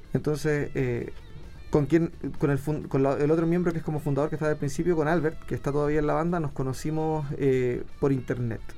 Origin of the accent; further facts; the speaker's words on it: Chile; yo soy latinoamericano, soy descendiente por parte de mi mamá, de, gente que vino de Galicia, pero soy de aquí